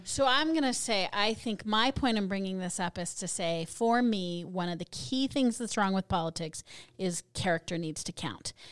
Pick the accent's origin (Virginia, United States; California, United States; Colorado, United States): Colorado, United States; moved away; I'm from originally from Colorado